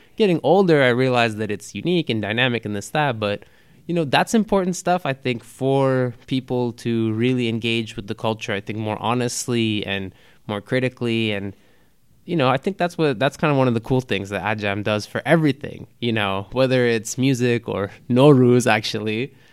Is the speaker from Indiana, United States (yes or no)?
no; Los Angeles, California, United States; growing up in Los Angeles